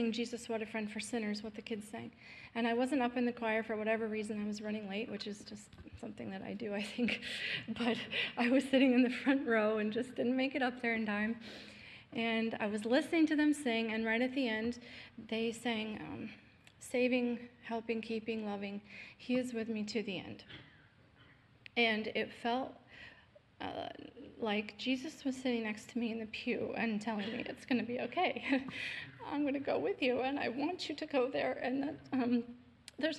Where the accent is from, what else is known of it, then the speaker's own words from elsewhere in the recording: Southeast Pennsylvania, United States; I was born in Pennsylvania, in Southeast Pennsylvania.